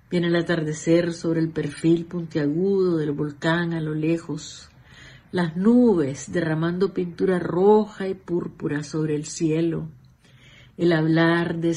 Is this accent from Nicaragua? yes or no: yes; Nicaragua; moved away; nicaragüense, 100%.